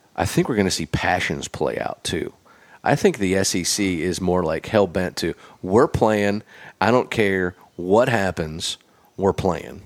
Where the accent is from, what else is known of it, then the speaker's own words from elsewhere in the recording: Pennsylvania, United States; now in Nashville, United States; I consider myself a Nashvilleian 'cause I've lived here longer than I've lived anywhere, but I'm from Pennsylvania